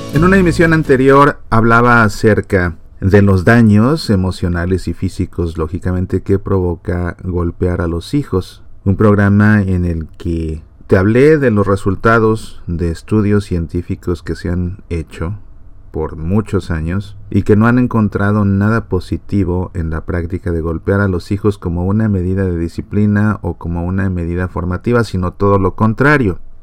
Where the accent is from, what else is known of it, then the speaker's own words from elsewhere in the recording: Mexico; yo como mexicano